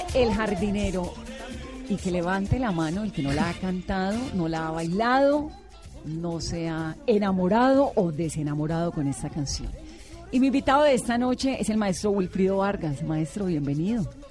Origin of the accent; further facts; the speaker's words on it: Cali, Valle del Cauca, Colombia; yo soy caleña